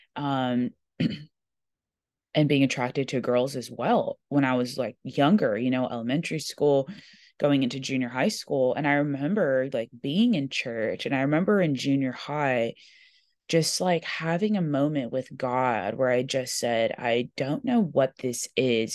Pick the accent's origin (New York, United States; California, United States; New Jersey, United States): California, United States; Corona; I grew up in Corona, California.